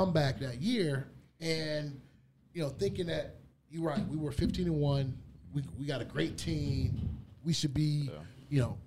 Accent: Detroit, Michigan, United States; my hometown of Detroit

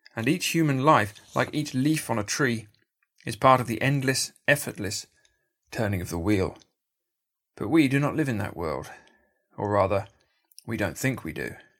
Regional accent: United Kingdom; In my home country, Britain

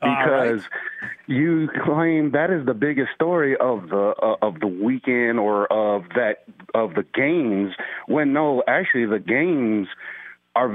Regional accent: Milwaukee, Wisconsin, United States; moved away; I am from originally from Milwaukee, Wisconsin.

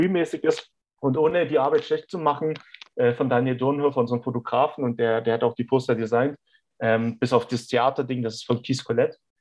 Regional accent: Germany

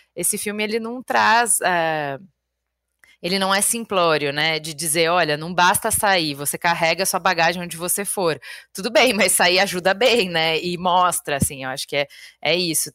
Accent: Porto Alegre, Rio Grande do Sul, Brazil; moved away; saí de Porto Alegre

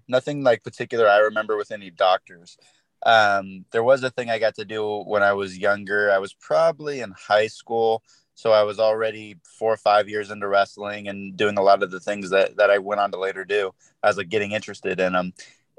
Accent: Sacramento, California, United States; I'm in California, in around Sacramento area.

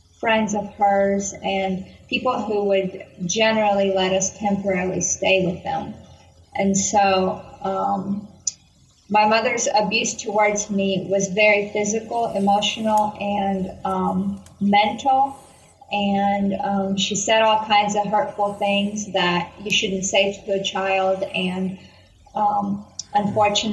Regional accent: Kyiv, Ukraine; I grew up in Kyiv, Ukraine

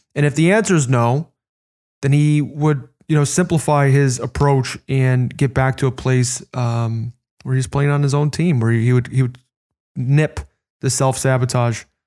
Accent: Chicago, Illinois, United States; I grew up in Chicago

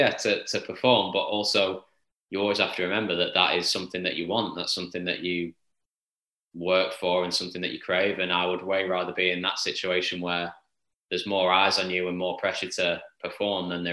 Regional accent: Formby, North West England, United Kingdom; I grew up on Formby Hall, but I'm from that town

